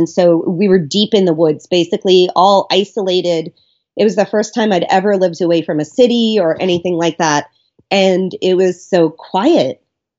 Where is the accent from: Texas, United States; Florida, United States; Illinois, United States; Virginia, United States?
Florida, United States; Miami; also born or lived in Brooklyn, United States; Oh, no. I mean, I grew up in Miami mostly. I mean, in Brooklyn, there was a pretty big absence of nature, let's be honest.